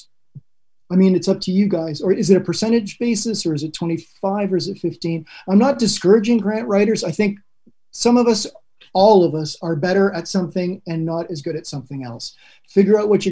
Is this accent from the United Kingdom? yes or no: no; Canada; Being Spanish Canadian